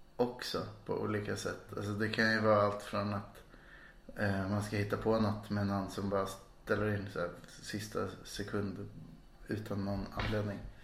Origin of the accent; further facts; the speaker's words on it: Stockholm, Stockholm County, Sweden; moved away as an adult; now in Malmö, Sweden; Jag är från mitt i centrala Stockholm. Mm. Där jag växte upp